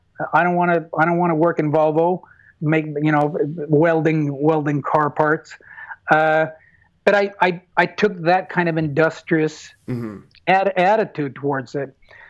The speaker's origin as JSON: {"language": "English", "country": "United States", "tie": "born or raised there", "said": "again, I'm raised American, so competition is a reality."}